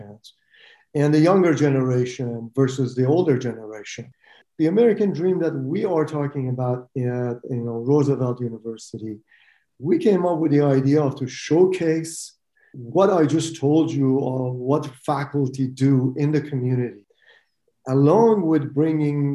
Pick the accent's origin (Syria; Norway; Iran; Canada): Iran; moved away as an adult; also born or lived in Utah, United States; now in United States; I'm an immigrant from Iran, and I lost my country to Khomeini, who took over my country, and I couldn't go back.